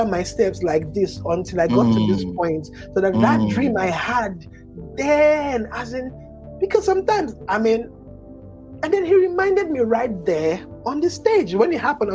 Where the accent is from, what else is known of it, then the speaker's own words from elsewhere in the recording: Port Harcourt, Rivers State, Nigeria; I'm Nigerian